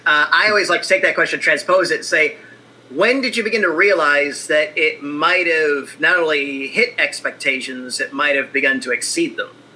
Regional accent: Indiana, United States; I'm an Indiana kid

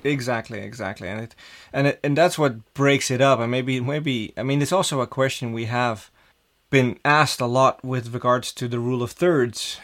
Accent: Amsterdam, North Holland, Netherlands; growing up in Amsterdam as a, a young kid in school

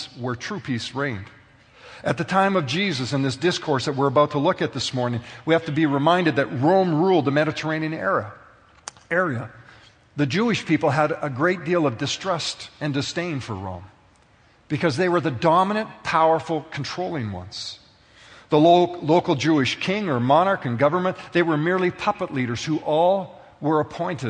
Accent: Canada; being a citizen of Canada

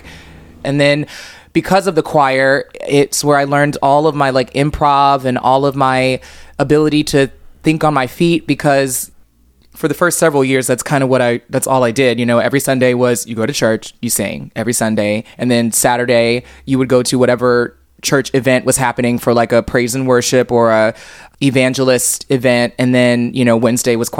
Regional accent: Cape Girardeau, Missouri, United States; moved away as an adult; now in Provincetown, United States; I grew up in Missouri

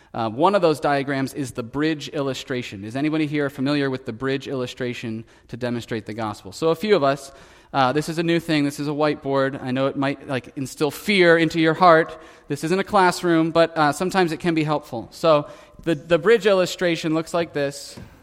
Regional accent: United States; growing up in America

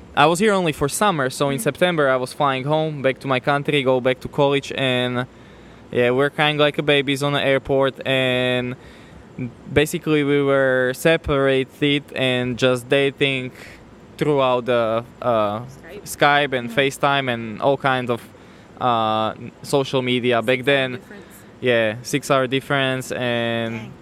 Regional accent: Slovakia; moved away as an adult; now in United States; born and raised. I'm coming from Slovakia, uh-huh. born and raised uh, I moved to the States when I was 24

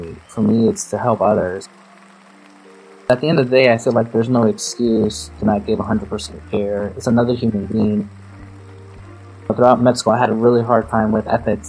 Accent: New York City, New York, United States; I grew up in New York City

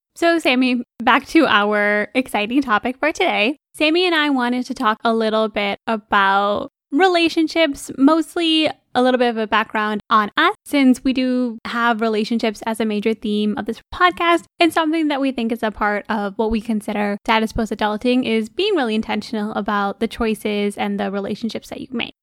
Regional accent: Michigan, United States; we're born and raised in Michigan

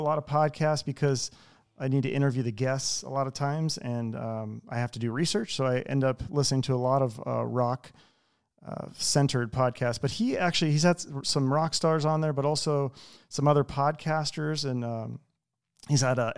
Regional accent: Seattle, Washington, United States; No, I'm from Seattle.

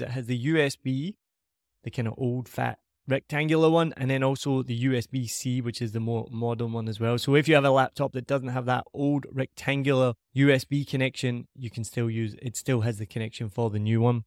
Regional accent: Scotland, United Kingdom; accent: Scottish; my Scottish accent

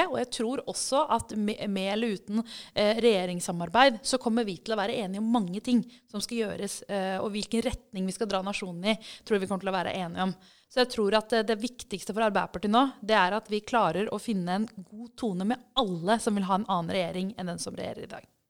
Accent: Oslo, Norway; da jeg vokste opp, så eh, kom jeg fra Groruddalen

